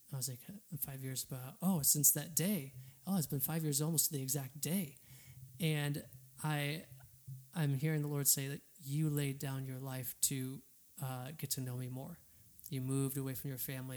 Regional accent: Holland, Michigan, United States; moved away as an adult; now in Atlanta, United States; I'm originally from Michigan, Holland, Michigan

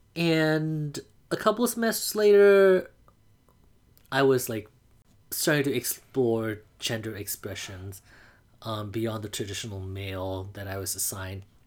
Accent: Mandalay, Mandalay Region, Myanmar; English is a second language; now in United States; I grew up in Mandalay, Burma.

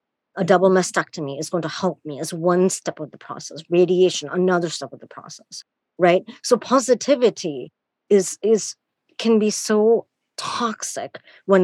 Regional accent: India; moved away; I'm born and raised in India

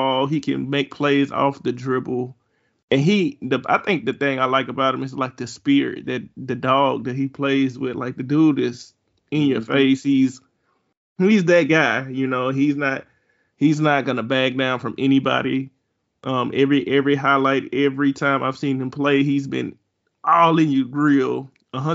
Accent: Mississippi, United States; I'm from Mississippi

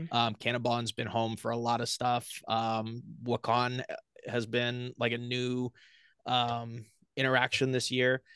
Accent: Portland, Oregon, United States; now in Austin, United States; I grew up in Portland, Oregon

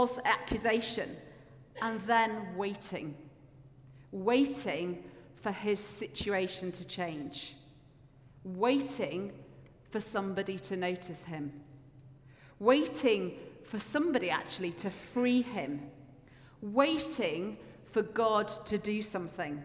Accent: Yorkshire and the Humber, United Kingdom; now in Edinburgh, United Kingdom; I grew up in Yorkshire, and we didn't have as good a bus service where I lived

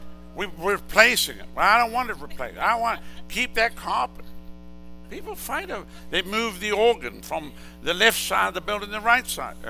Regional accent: Southern United States, United States; No, I told you I'm from the South.

